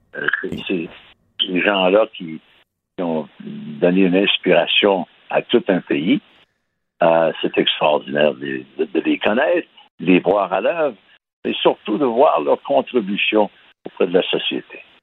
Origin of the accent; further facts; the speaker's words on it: Baie-Comeau, Quebec, Canada; je suis né à Bécomo